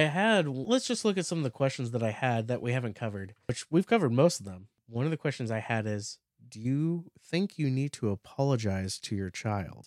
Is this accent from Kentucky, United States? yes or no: no; near San Francisco, California, United States; also born or lived in Napa Valley; We grew up near San Francisco.